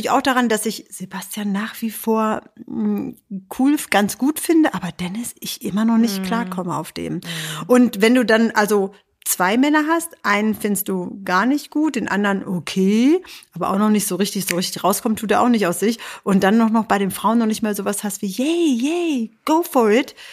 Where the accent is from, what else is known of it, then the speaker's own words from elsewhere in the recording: Hannover, Lower Saxony, Germany; und wir sind ja Hannoveraner